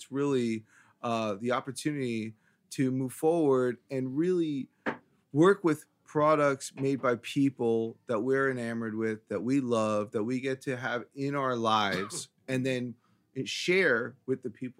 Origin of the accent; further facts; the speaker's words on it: New York, United States; I'm from Brooklyn.